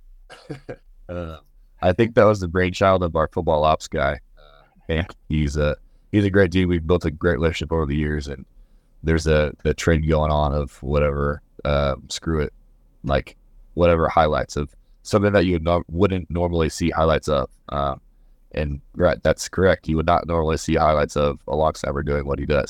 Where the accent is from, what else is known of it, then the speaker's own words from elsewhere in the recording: Missouri, United States; moved away as an adult; now in Kansas, United States; I'm from Missouri